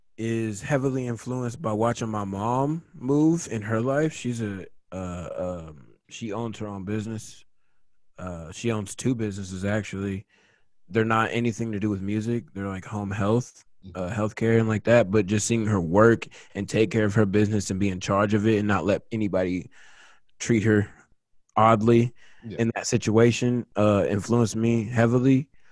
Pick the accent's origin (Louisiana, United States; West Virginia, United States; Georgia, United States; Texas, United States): Texas, United States; Katy; also born or lived in Austin, Texas; I was born in Austin. Okay. I moved to Houston when I was 5. So I grew up in this area.